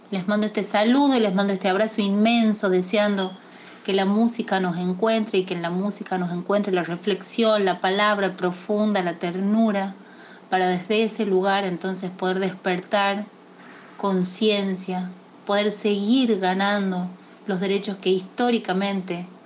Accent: Tafí Viejo, Tucumán, Argentina; soy de Tafí Viejo, Tucumán.

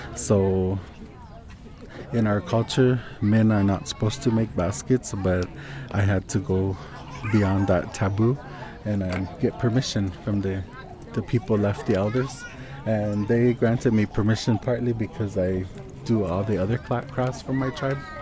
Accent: Jicarilla Apache Nation, northern New Mexico, United States; I'm from the Hickory Apache, um, Nation in northern New Mexico

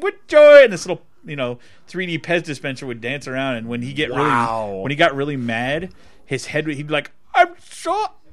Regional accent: California, United States; I am actually from California. I lived up here

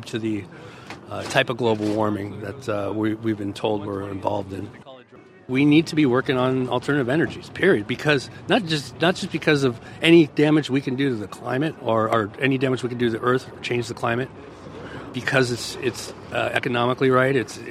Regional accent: Los Angeles, California, United States; now in San Leandro, United States; I'm from Los Angeles, California, but I currently live in San Leandro

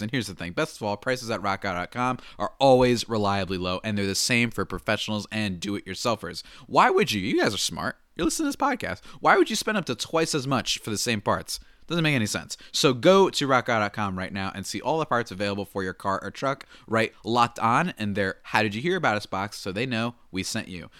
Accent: New Jersey, United States; moved away; I'm from New Jersey

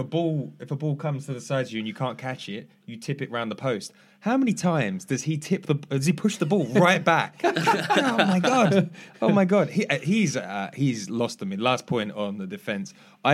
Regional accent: England, United Kingdom; as an English person

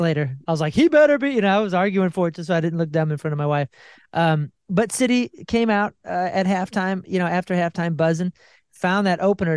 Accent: Missouri, United States; I'm from Missouri

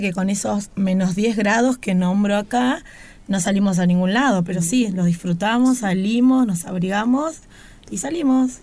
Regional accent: Ciudadela, Buenos Aires Province, Argentina; yo nací en Ciudadela, en Buenos Aires. Eh, siempre viví en Buenos Aires

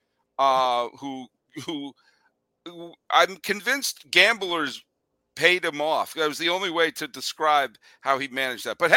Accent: Connecticut, United States; We're both natives of Connecticut

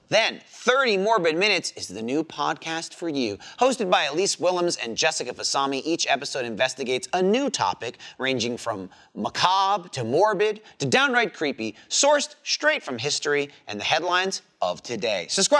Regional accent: New Jersey, United States; born or raised there; moved away as an adult; now in Texas, United States

